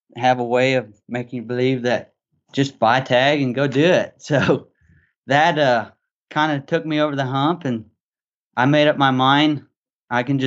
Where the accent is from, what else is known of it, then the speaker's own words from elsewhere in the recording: Arkansas, United States; I grew up in Arkansas, so I'm a Southern kid